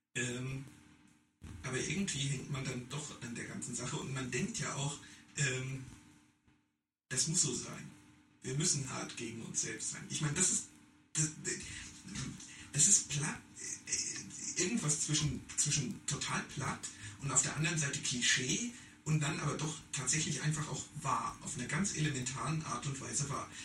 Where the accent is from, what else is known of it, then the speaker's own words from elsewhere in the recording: Germany; moved away; dass ich Deutscher bin